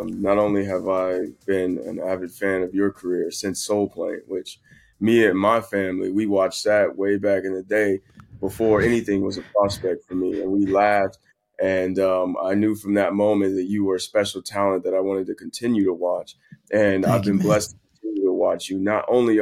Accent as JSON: {"language": "English", "town": "San Bernardino", "region": "California", "country": "United States", "said": "San Bernardino is where I'm from, which is, you know, right near L.A."}